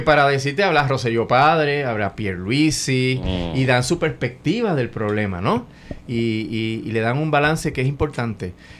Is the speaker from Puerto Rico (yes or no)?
yes; Ponce, Puerto Rico; moved away as an adult; also born or lived in Río Piedras; yo soy de Ponce